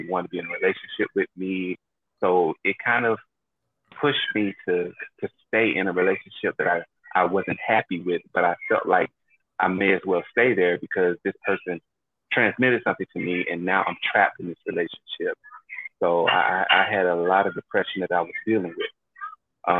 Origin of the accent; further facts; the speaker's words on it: Daytona Beach, Florida, United States; now in New York City, United States; born and raised in Daytona Beach, Florida. I now reside in New York City